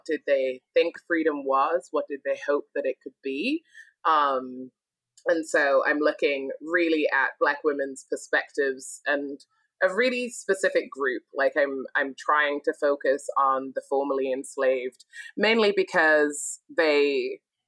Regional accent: Sunderland, North East England, United Kingdom; moved away as an adult; also born or lived in Glasgow, Scotland / Nashville, Tennessee; now in United States; I was born and raised in the north of England. Well, I was born in Scotland, raised in England

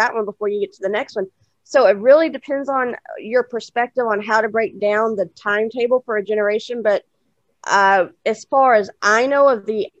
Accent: Houston, Texas, United States; I was born in 1978 in Houston, Texas, which is where I'm originally from and what I claim

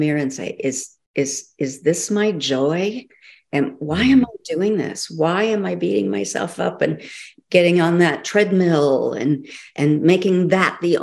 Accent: South Dakota, United States; moved away; also born or lived in Los Angeles / Santa Ynez; I grew up in South Dakota

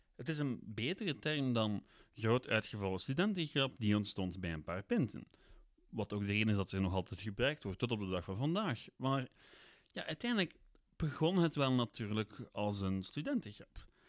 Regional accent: Ghent, Flanders, Belgium; ik ben van Gent, ik heb in Gent gestudeerd.

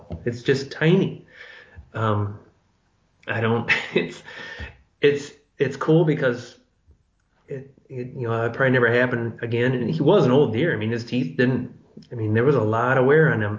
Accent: Michigan, United States; I grew up in Michigan. We kill 400,000 to 500,000 deer in a deer season here

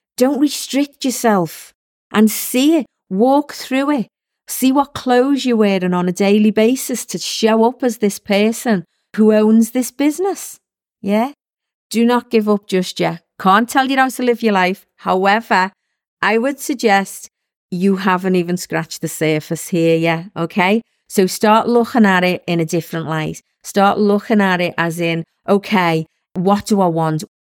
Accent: Liverpool, North West England, United Kingdom; I was one of six kids growing up in Liverpool

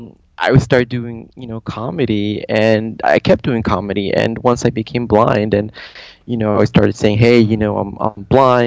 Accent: San Jose, California, United States; moved away; I grew up in California, in San Jose, California, where predominantly was, the population was Portuguese and Mexican, very Catholic, and I was always, the minority. I think every year I was always the only Jewish kid in my court, in my class

